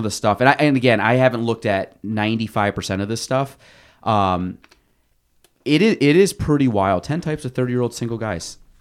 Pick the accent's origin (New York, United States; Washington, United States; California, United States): New York, United States; Chazy; I grew up in Chase E, so, like, Chase E to Plattsburgh